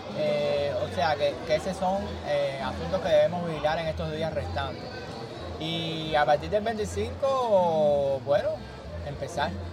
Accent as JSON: {"language": "Spanish", "country": "Cuba"}